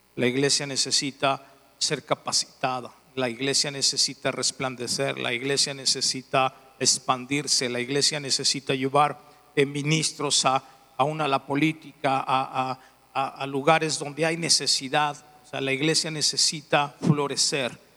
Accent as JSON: {"language": "Spanish", "town": "León", "region": "Guanajuato", "country": "Mexico", "said": "soy de León, Guanajuato. Dicen algunos que parezco italiano, pero soy de León. Soy de León"}